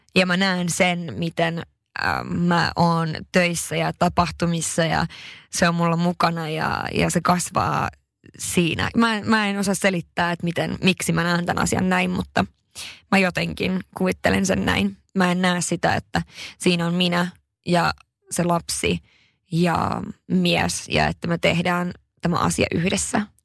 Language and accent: Finnish; Haparanda, Norrbotten County, Sweden; moved away; oon pohjoisesta kotoisin Haaparannalta ja se on todella pieni paikka